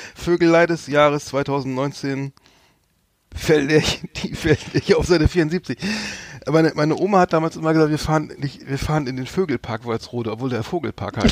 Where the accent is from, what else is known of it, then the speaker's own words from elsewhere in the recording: Germany; als Deutscher